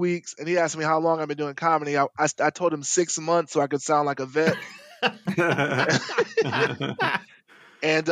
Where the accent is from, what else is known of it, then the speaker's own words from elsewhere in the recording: Michigan, United States; moved away; also born or lived in California; I'm from Michigan